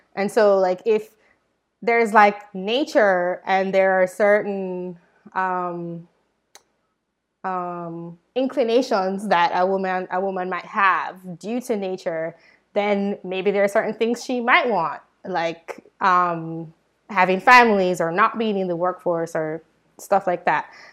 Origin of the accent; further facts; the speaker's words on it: Jamaica; moved away; I'm from Jamaica